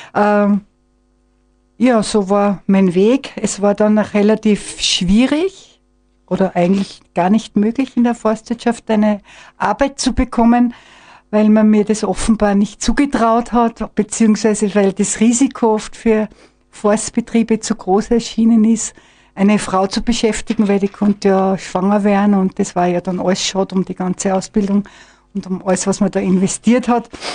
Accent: Mosheim, Tyrol, Austria; moved away as an adult; also born or lived in Vienna; Also ich bin äh, in Mosheim geboren, bin in Steinach ins Gymnasium gegangen

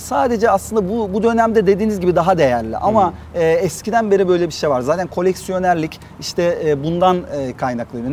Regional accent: Adana, Turkey; Adanalı olmaktan gurur duyuyorum.

